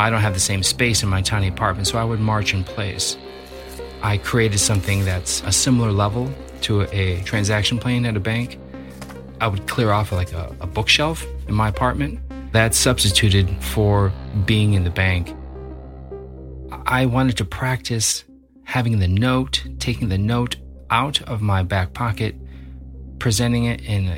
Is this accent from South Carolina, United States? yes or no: no; Libertyville, Illinois, United States; born or raised there